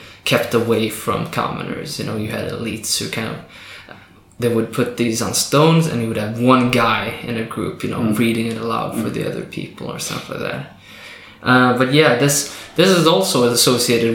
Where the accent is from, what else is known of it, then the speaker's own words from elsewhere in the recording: Avaldsnes, Rogaland, Norway; I grew up around Avaldsnes on Karmøy